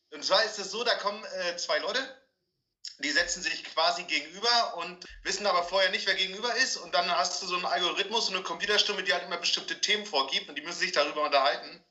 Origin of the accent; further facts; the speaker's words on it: East German prefab housing estate, East Germany, Germany; ich bin ja in der Ostplatte groß geworden